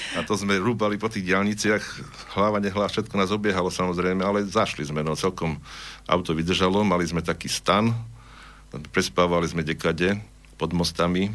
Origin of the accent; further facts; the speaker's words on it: Prešov, Prešov Region, Slovakia; accent: eastern Slovak; moved away as an adult; also born or lived in Horehronie; now in Banská Bystrica, Slovakia; Ja som sa narodil, teda, ak som vravil, v Prešove, vyrastol som tam, vyštudoval strednú školu